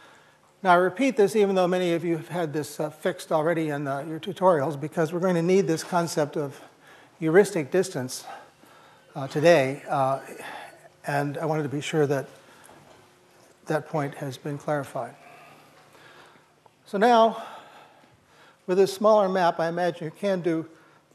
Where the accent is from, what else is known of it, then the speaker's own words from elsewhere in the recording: East Peoria, Illinois, United States; moved away; I'm from East Peoria, Illinois, and I was surrounded by the factories of Caterpillar Tractor Company